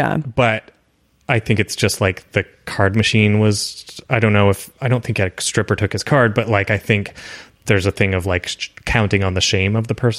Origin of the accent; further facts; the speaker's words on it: Toronto, Ontario, Canada; I'm from Toronto.